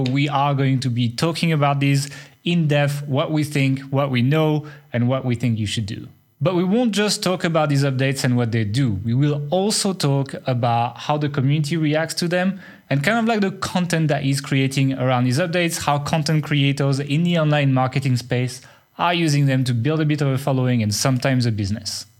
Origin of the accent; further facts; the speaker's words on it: France; accent: French; my French accent